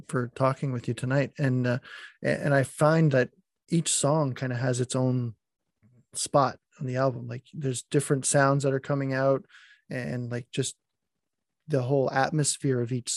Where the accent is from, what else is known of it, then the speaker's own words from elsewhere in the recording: Acadian communities, Moncton, New Brunswick, Canada; accent: Acadian French; in Moncton and, you know, Acadian communities, like, we speak French, but we don't speak the same French that they